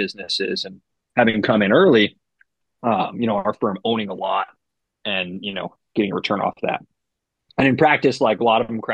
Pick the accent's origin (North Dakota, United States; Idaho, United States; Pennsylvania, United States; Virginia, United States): Idaho, United States; Boise; also born or lived in Chicago, Illinois; I was born in Chicago. We lived there till I was about 8, and then we moved over to Boise